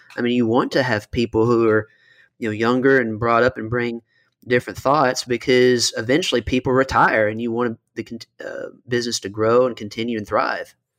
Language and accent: English; Western Kentucky, United States; moved away as an adult; also born or lived in Miami; I'm originally from Western Kentucky, went down to Miami for law school and lived there for several years as a lawyer